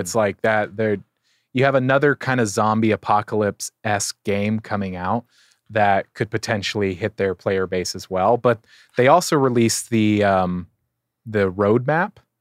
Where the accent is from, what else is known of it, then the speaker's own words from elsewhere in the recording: San Diego, California, United States; I get to be in my hometown